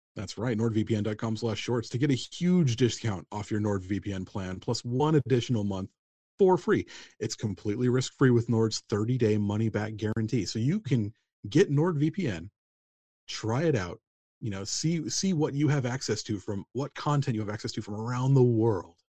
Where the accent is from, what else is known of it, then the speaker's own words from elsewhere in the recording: United States; I'm from America, you kind of can't help but pick up casual Spanish